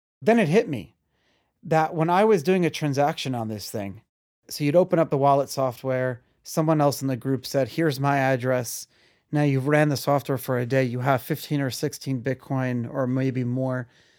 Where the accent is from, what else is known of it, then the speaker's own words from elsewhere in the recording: Brooklyn, New York, United States; So I grew up in Brooklyn and grew up in like the yeshiva world.